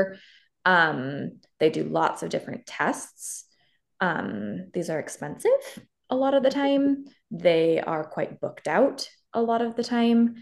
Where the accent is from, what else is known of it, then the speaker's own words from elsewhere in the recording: Canada; moved away; I'm originally from Canada